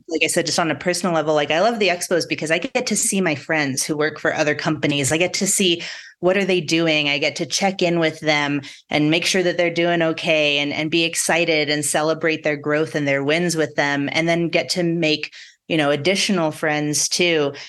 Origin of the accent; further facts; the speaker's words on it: La Junta, Colorado, United States; moved away; I grew up in the Southeastern Plains, so out kinda even closer to Kansas